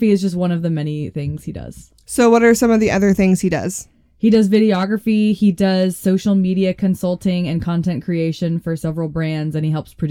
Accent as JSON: {"language": "English", "region": "Florida", "country": "United States", "said": "I'm from Florida, whatever."}